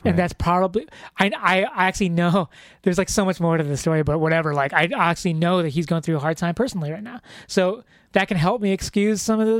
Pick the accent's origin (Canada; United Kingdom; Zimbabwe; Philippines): Philippines; if we're going to get all general and racist and stuff like totally generalistic traits of being of Filipino people is that they're fun loving.